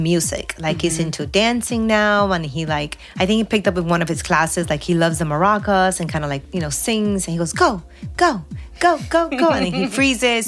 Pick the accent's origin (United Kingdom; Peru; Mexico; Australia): Peru; Karen and I are both actually Peruvian. I was born in Peru